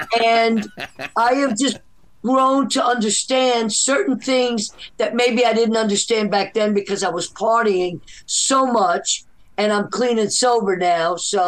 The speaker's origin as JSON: {"language": "English", "town": "New Orleans", "region": "Louisiana", "country": "United States", "also_born_or_lived": "Nicaragua", "said": "Well, I'm half from New Orleans and half from Nicaragua."}